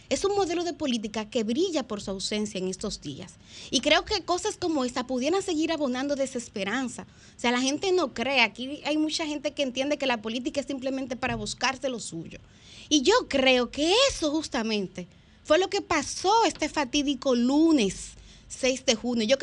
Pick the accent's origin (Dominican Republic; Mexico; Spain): Dominican Republic; Ahora nos toca a nosotros, como pueblo dominicano, seguir pujando para que en la política